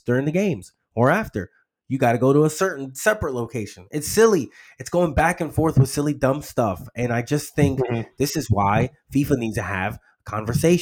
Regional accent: United States; I, as an American, and actually I'm a minority

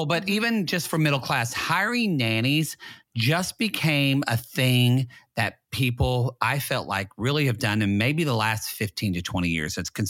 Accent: Oklahoma, United States; I'm from Oklahoma and everyone's poor there.

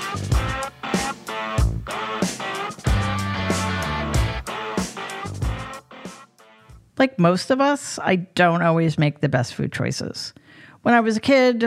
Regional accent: New York City, New York, United States; I'm from New York City

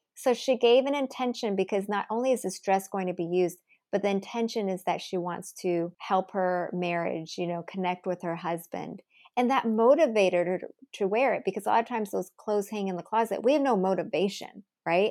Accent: United States; I'm Asian American

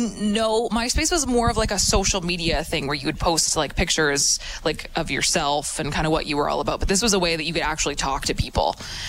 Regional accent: Saskatoon, Saskatchewan, Canada; moved away; when I was a kid growing up in Saskatoon

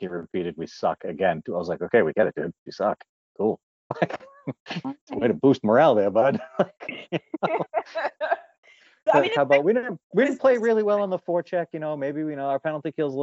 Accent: Massachusetts, United States; I'm from Massachusetts in America

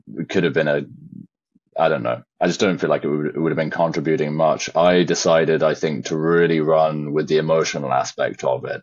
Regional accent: Shropshire, West Midlands, United Kingdom; born or raised there

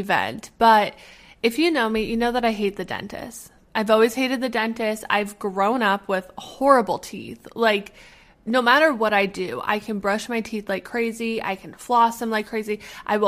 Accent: Canada; As a Canadian, I got my passport literally after I got my name when I came out of the womb.

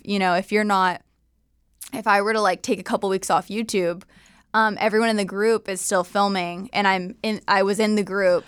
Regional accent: Southern California, United States; SoCal raised

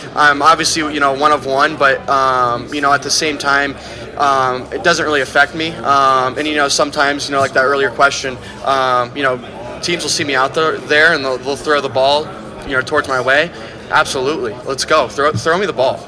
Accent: Iowa, United States; I'm from Iowa.

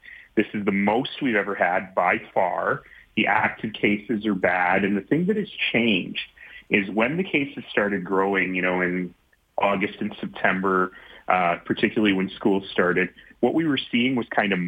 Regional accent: Calgary, Alberta, Canada; spent my first few years growing up in Marlborough here in Calgary

